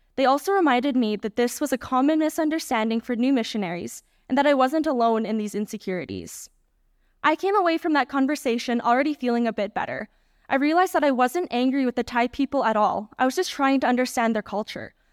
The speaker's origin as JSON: {"language": "English", "country": "Canada", "said": "my home country of Canada"}